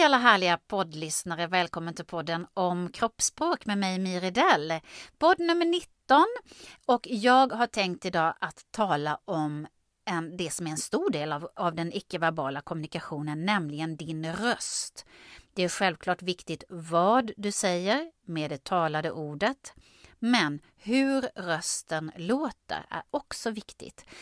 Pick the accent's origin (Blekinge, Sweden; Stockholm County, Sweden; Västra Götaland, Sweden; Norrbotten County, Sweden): Blekinge, Sweden; Karlskrona; accent: Blekinge dialect with uvular r; Och jag har ju dialekt, jag är från Blekinge, Karlskrona. Där pratar vi så här med tungrotsärren